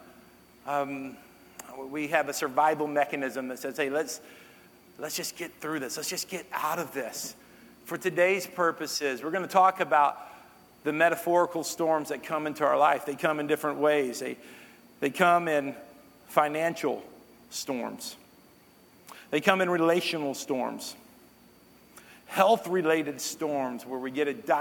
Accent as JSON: {"language": "English", "region": "North Texas", "country": "United States", "tie": "born or raised there", "moved": "yes", "said": "I grew up in North Texas"}